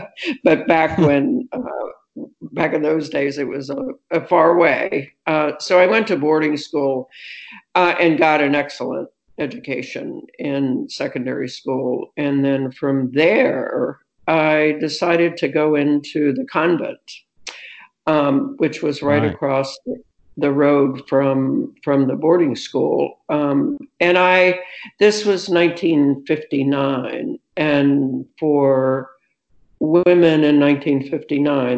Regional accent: central Kentucky, United States; I was born in a small town in central Kentucky, in a sort of semi-rural area of Kentucky

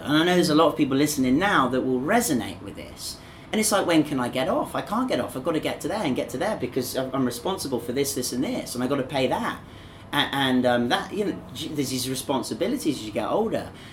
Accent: England, United Kingdom; now in Zhuhai, China; two English people talking to each other. And you know, my accent's a bit different to yours

